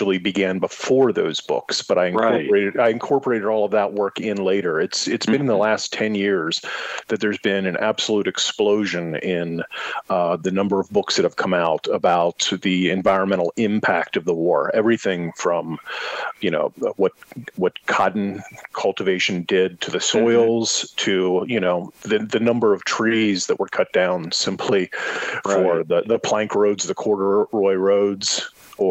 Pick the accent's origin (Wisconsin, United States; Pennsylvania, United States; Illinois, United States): Pennsylvania, United States; Gettysburg; I grew up near Gettysburg, Pennsylvania